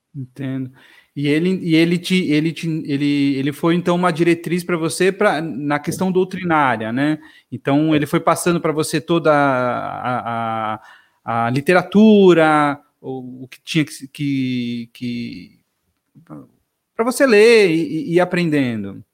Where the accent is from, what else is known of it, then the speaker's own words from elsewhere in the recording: São Paulo, Brazil; cresci aqui em São Paulo, capital